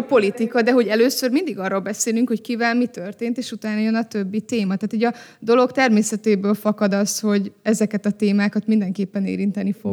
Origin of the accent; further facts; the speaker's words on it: Hungary; magyar emberként beszélünk